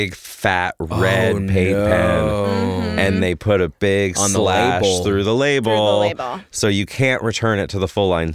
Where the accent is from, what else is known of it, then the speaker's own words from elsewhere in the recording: Florida, United States; also born or lived in New York; now in Los Angeles, United States; I'm from Florida originally, where like Latin culture was such a huge part of my life.